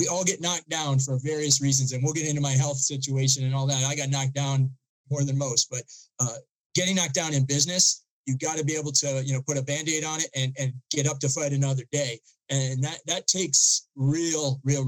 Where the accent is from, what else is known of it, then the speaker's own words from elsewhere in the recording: outside of Boston, Massachusetts, United States; I grew up outside of Boston